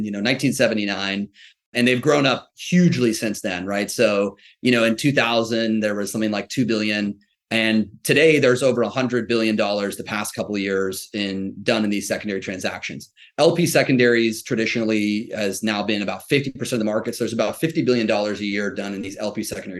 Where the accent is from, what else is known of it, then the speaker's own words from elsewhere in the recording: Ross, California, United States; I grew up in the San Francisco Bay Area, so heart of tech land. If you want to know the town, a little town called Ross, north of San Francisco